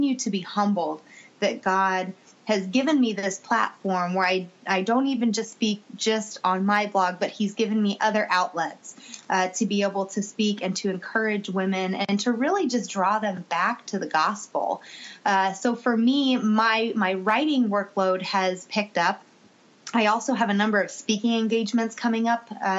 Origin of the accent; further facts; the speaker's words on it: Kansas City, United States; my hometown back in Kansas City